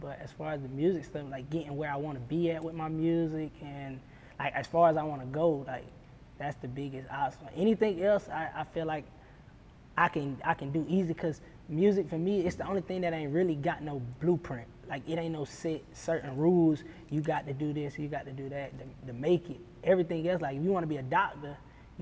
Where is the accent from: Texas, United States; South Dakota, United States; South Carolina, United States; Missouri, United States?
South Carolina, United States; I'm right down the road. I'm from South Carolina